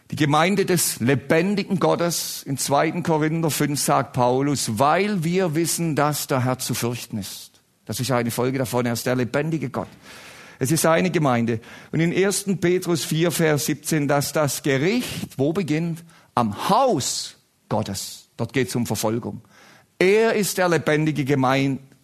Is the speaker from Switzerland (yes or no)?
no; Baden-Württemberg, Germany; Ich komme ja aus Baden-Württemberg, große Rivalität.